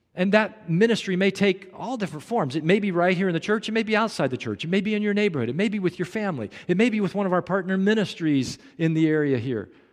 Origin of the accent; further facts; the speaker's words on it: Kansas City, Missouri, United States; moved away; I grew up in Kansas City